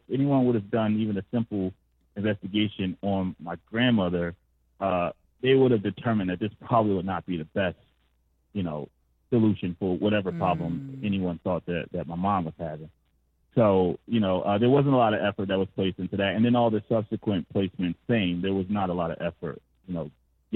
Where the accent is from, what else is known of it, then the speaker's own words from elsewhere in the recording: Philadelphia, Pennsylvania, United States; I grew up in North Philadelphia